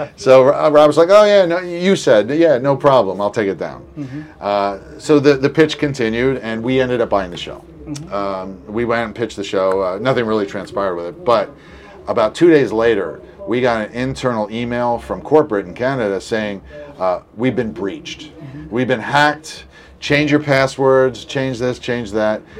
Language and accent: English; Reading, Pennsylvania, United States; moved away; also born or lived in Los Angeles / Austin; I come from Reading, Pennsylvania